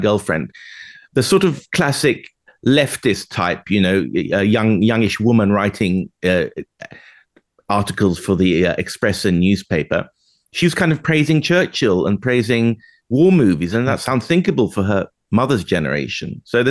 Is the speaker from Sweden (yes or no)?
yes; Sweden; moved away; when I grew up in Palme, Sweden, it was very much like socialist, communist world